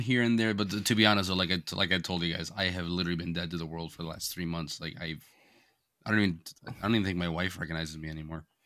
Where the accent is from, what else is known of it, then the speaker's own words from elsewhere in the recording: Florida, United States; moved away; growing up in Florida